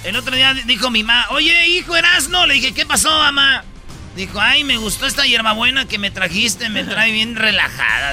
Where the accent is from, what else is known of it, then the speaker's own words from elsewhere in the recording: Michoacán, Mexico; de Michoacán, de donde soy yo